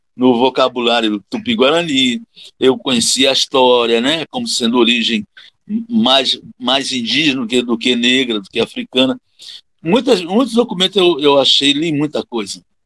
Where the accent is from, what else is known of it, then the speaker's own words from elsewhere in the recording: Rio de Janeiro, Brazil; moved away as an adult; now in Alagoas, Brazil; No Rio de Janeiro, nasci no Rio de Janeiro. Hoje eu moro em Alagoas desde 1982, ou seja, vão fazer 40 anos, né, de, de Alagoas, mais do que tive de Rio de Janeiro, né, que eu cheguei aqui com 26